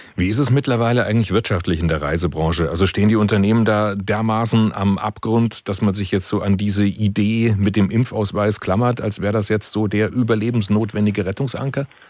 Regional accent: Germany; bei uns in Deutschland

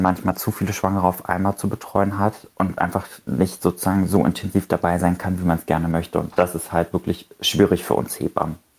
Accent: Germany; also born or lived in Berlin; bei uns in Deutschland

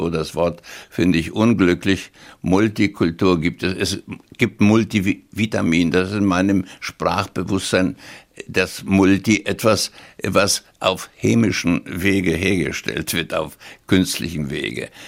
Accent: Poland; born there; ich bin natürlich geboren in Polen, weil mich da meine Eltern gezeugt haben und wo man geboren ist, dessen Staatsbürgerschaft hat man. Also ich war polnischer Staatsbürger, aber deutsche Volkszugehörigkeit. Mutter Schwäbin, die nie Polnisch gelernt hat. Wir sprachen Deutsch

